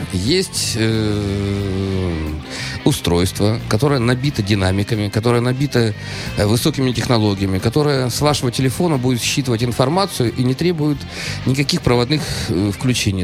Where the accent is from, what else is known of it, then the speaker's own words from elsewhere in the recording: Saint Petersburg, Russia; Я питерский человек, я музыкант, я директор. Ну, я просто обычный правильный петербуржец